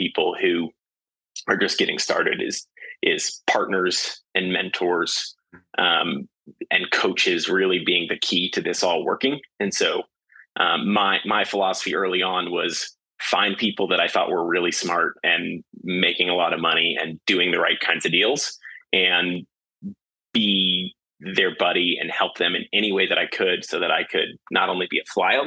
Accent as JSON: {"language": "English", "town": "St. Louis", "region": "Missouri", "country": "United States", "tie": "born or raised there", "also_born_or_lived": "Houston, Texas", "moved": "as an adult", "lives_now": "Austin, United States", "said": "I was born and raised in St. Louis, Missouri, moved to Austin in 2009 to go to UT and study finance"}